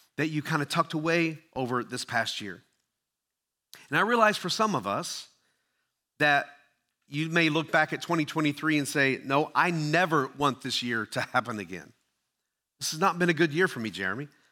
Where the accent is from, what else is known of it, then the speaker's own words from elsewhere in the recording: Tennessee, United States; also born or lived in Ohio; Now, I grew up in Tennessee, but I was born in Ohio, where all my relatives still lived.